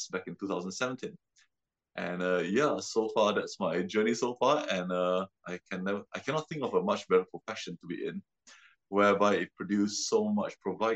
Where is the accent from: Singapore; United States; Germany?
Singapore; moved away as an adult; also born or lived in London; I'm from Singapore originally